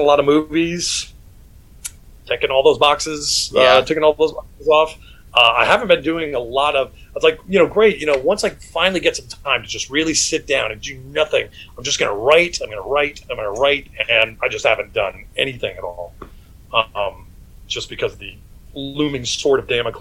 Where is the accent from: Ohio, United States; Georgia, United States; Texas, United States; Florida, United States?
Georgia, United States; Atlanta; moved away as an adult; also born or lived in Syracuse, New York / New York City; now in Los Angeles, United States; I was raised in Atlanta, Georgia